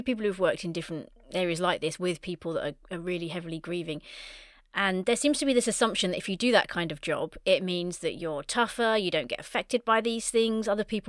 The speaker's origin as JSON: {"language": "English", "country": "United Kingdom", "said": "especially as British people. It's stiff upper lip and, don't show weakness."}